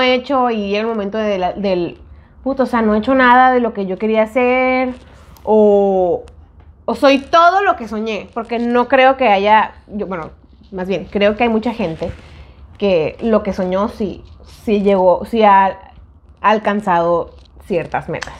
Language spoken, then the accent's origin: Spanish; Mexico; moved away; en México, que íbamos a la universidad